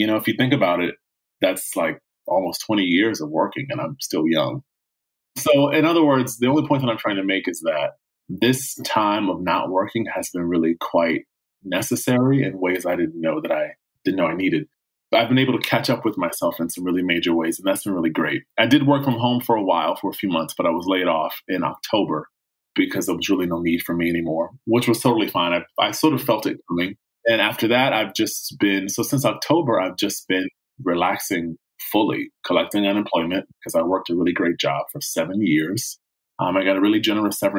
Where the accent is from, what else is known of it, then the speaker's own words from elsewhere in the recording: Chesapeake, Virginia, United States; now in Los Angeles, United States; I grew up in Chesapeake, Virginia, 757